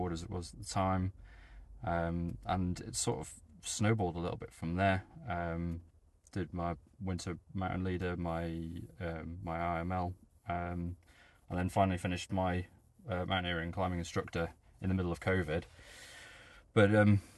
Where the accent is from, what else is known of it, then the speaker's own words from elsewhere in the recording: Dolgellau, Wales, United Kingdom; I grew up in Dolgellau